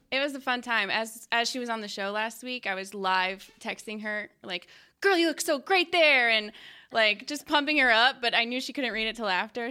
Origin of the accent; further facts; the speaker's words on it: Long Island, New York, United States; moved away as an adult; now in Dallas, United States; I'm from New York.